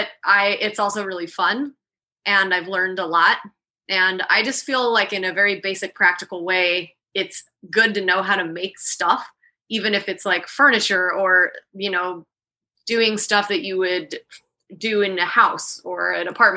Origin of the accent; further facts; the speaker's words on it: Salt Lake City, Utah, United States; moved away as an adult; now in Miami, United States; I was born and raised in Utah, Salt Lake City